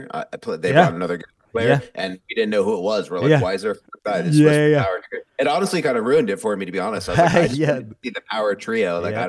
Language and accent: English; New York, United States; moved away; I'm a New Yorker originally.